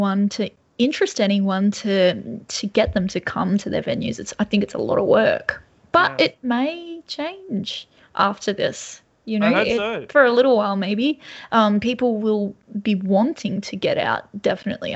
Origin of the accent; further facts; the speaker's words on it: Lake Macquarie, New South Wales, Australia; I'm in Lake Macquarie, but I grew up in Lake Macquarie, just near Charlestown as well.